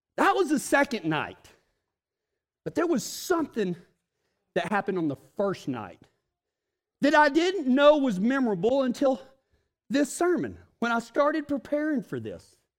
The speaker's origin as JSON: {"language": "English", "region": "West Texas", "country": "United States", "said": "I'm from West Texas"}